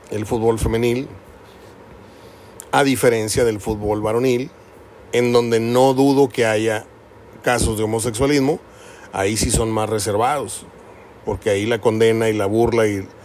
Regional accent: Mexico; Que como buenos mexicanos se va a saber apenas nada de la verdad.

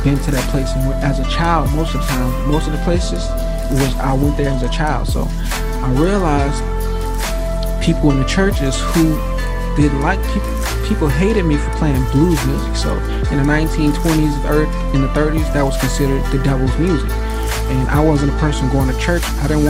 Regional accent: Atlanta, Georgia, United States; born there; and I was born in Atlanta, Georgia, this life.

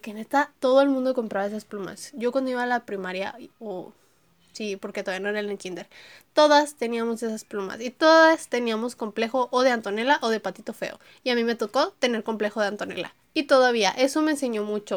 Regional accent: Monterrey, Nuevo León, Mexico; yo soy de Monterrey, Nuevo León, entonces soy una niña regia

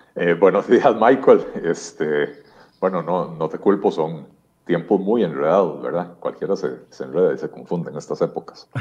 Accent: Costa Rica; lo que somos los costarricenses

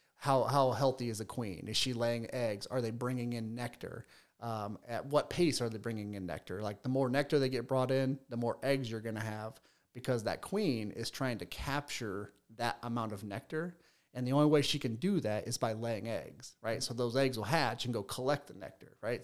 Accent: Fort Wayne, Indiana, United States; I'm from Fort Wayne, right? So I went to a high school much, much bigger than Leo.

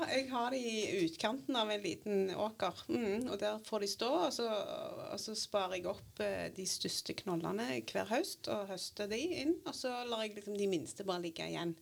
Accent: Grødem, Rogaland, Norway; jeg har vokst opp på Grødem, på mitt jordgård.

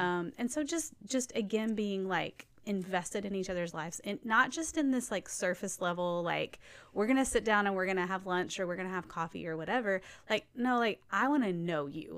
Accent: Nashville, Tennessee, United States; I grew up in Nashville

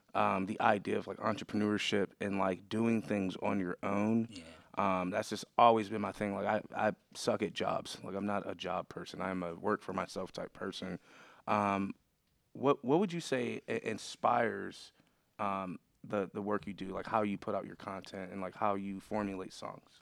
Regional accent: Buffalo, New York, United States; moved away as an adult; now in Pittsburgh, United States; I'm originally from Buffalo

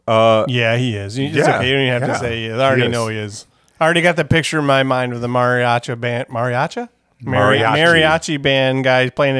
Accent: United States; I'm too American to pronounce

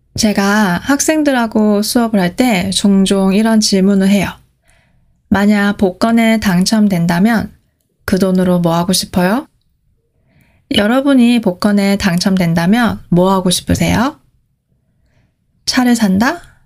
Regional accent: South Korea; 제가 한국에서 왔다고 하면

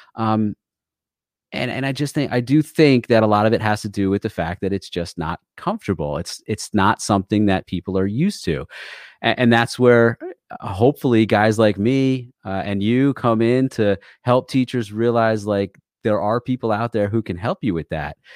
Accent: Connecticut, United States; also born or lived in New York; I am from Connecticut

